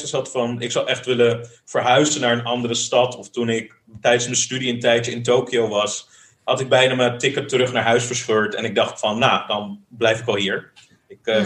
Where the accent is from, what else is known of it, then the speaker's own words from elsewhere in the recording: The Hague, South Holland, Netherlands; moved away as an adult; also born or lived in Tokyo; now in Rijswijk, Netherlands; ik ben wel echt een Hagenees. Ja, ja, Ik, ik ben in Den Haag geboren, getogen, gestudeerd.